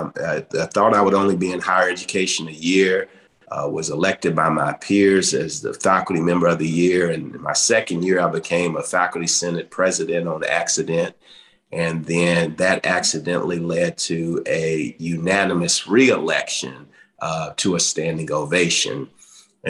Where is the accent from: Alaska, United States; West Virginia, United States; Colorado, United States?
West Virginia, United States; Welch; those humble beginnings in McDowell County, growing up on Welch Hill